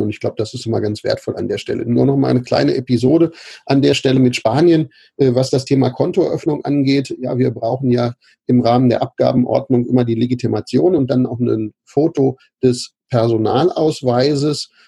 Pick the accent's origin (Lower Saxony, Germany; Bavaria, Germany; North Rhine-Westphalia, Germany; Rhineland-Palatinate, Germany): Lower Saxony, Germany; Braunschweig; ich bin äh, aufgewachsen in Braunschweig, Lehndorf